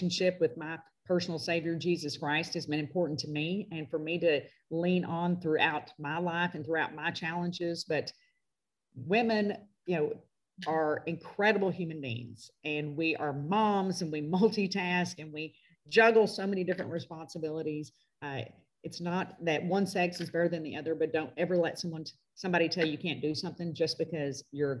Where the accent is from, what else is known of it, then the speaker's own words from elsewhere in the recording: Arkansas, United States; my home state of Arkansas